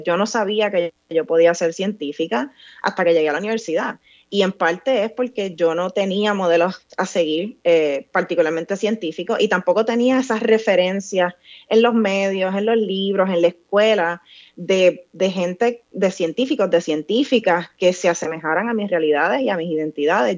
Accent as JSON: {"language": "Spanish", "town": "Vega Alta", "country": "Puerto Rico", "tie": "born or raised there", "said": "yo me crié eh, en un campo en Puerto Rico, yo soy de Vega Alta"}